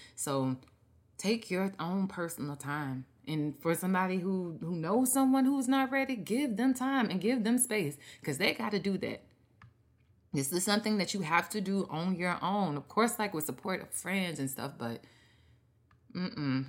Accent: Mississippi, United States; me growing up in Mississippi

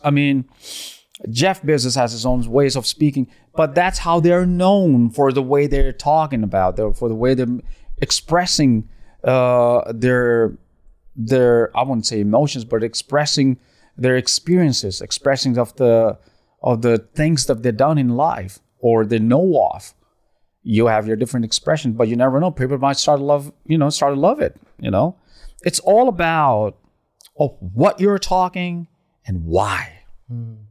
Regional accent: Pakistan; now in Dubai, United Arab Emirates; I'm from Pakistan

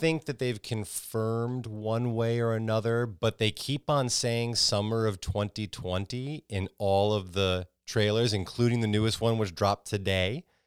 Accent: Connecticut, United States; moved away as an adult; also born or lived in New York; now in Texas, United States; I grew up in Connecticut, and I moved down to Texas from New York

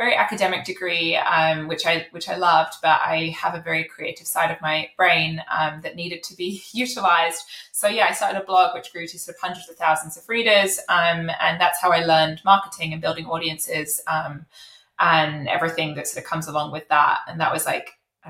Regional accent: United Kingdom; accent: British; I am British, as you can probably tell from my accent.

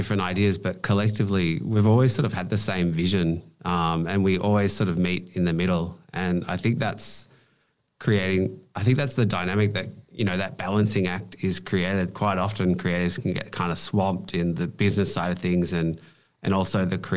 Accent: Bendigo, Victoria, Australia; I grew up in Bendigo, which is 2 hours outside of Melbourne

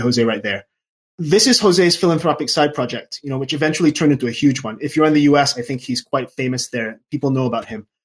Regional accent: Singapore; also born or lived in London / Auvergne, France; now in France; I was born and raised in Singapore

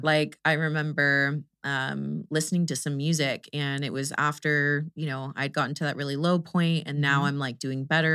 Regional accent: Houston, Texas, United States; I'm from Houston

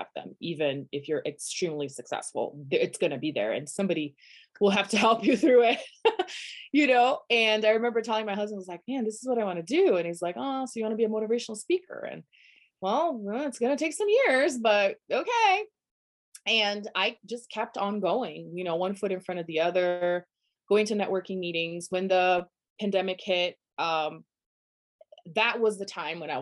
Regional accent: Brazil; English is a second language; moved away as an adult; also born or lived in Denver, United States; now in United States; I'm from Brazil originally. Born and raised. At 23, I moved to the US.

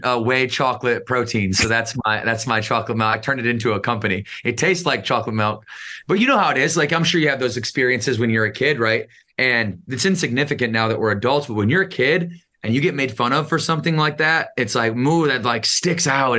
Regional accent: Battle Creek, Michigan, United States; I grew up in Battle Creek, Michigan.

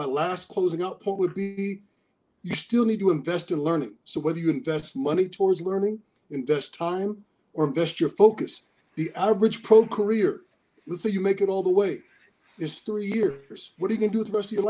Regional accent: Seattle, Washington, United States; me as a kid in Seattle

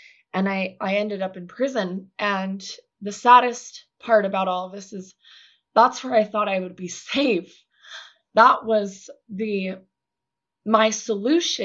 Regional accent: Utah, United States; Growing up in Utah

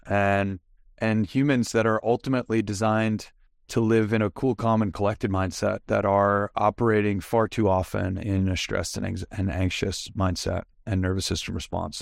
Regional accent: Long Island, New York, United States; moved away as an adult; also born or lived in Manhattan / San Diego; I'm originally from New York, born and raised on Long Island, lived in Manhattan for ten years, then San Diego

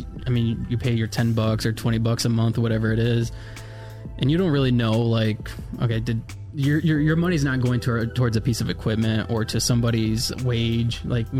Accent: Florida, United States; before foster care, I lived in Florida. I was born and raised in Florida. I have four other siblings.

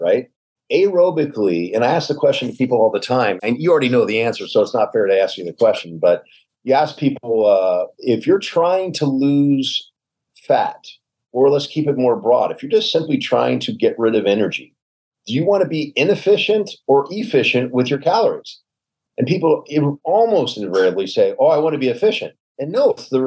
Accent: the South, United States; I'm a Southerner, so I mean guys and gals by just saying guys

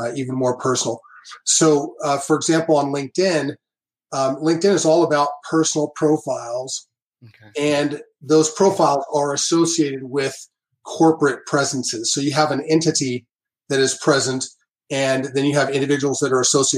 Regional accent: Southern California, United States; now in Las Vegas, United States; I'm originally from Southern California and currently living in Las Vegas, Nevada

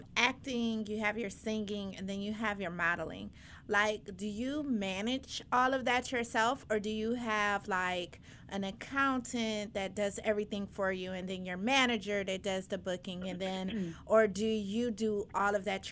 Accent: Paterson, New Jersey, United States; also born or lived in Brooklyn, New York; I was born in Patterson

